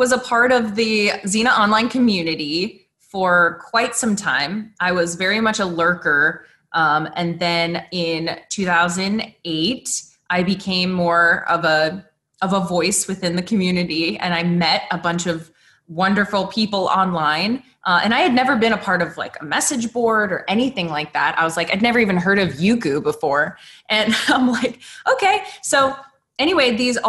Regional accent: Arizona, United States; I grew up in Arizona

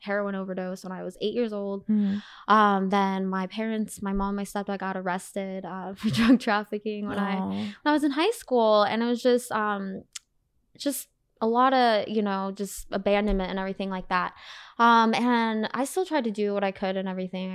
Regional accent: Arizona, United States; moved away as an adult; also born or lived in Wisconsin; now in California, United States; I was born in Wisconsin. I grew up mostly in good old Arizona

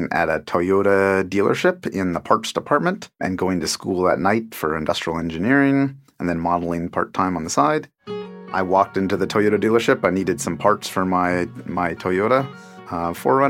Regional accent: Tacoma, Washington, United States; also born or lived in Nicaragua; I grew up in Tacoma, Washington, and currently living in the Seattle area

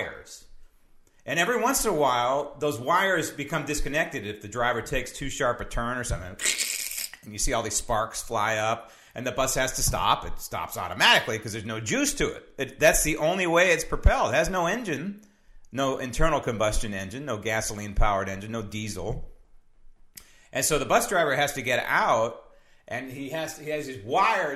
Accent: San Francisco, California, United States; born and raised in San Francisco

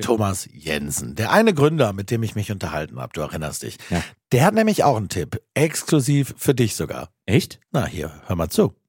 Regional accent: Aachen, North Rhine-Westphalia, Germany; aus meiner Heimatstadt Aachen

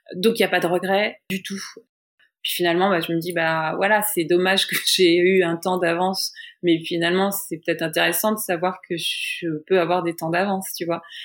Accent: France; moved away as an adult; now in New York, United States; l'expérience d'ici en fait de New York en tant que française

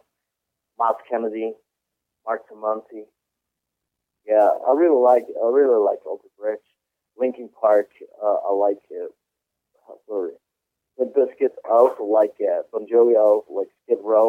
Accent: Switzerland; English is a second language; I grew up in Switzerland. I was adopted by Swiss. That's why I speak perfectly Swiss German.

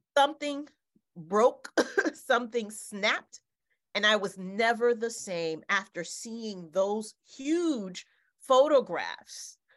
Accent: Haiti; moved away; my home country in Haiti.

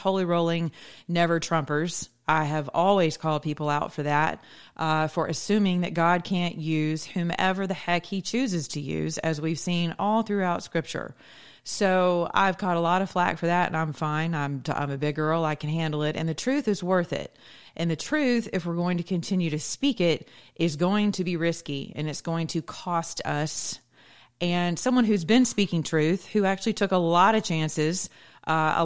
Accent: the South, United States; I'm from the South

